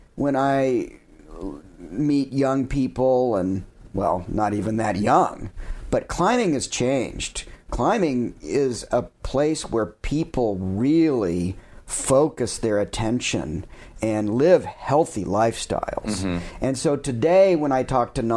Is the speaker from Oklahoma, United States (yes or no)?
yes; Oklahoma, United States; moved away; also born or lived in Wyoming; I grew up in Oklahoma and found a way to learn to climb even there and made my way to Wyoming